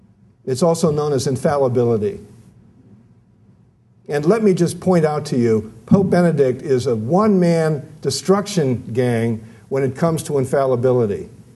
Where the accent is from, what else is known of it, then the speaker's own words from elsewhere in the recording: Ireland; Or as we Irish put it, we would rather have contention than loneliness.